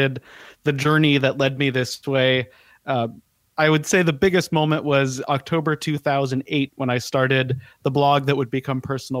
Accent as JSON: {"language": "English", "town": "Denver", "region": "Colorado", "country": "United States", "tie": "born or raised there", "also_born_or_lived": "Portland", "moved": "as an adult", "lives_now": "Southern California, United States", "said": "I grew up in Denver. I was in that area for about 25 years"}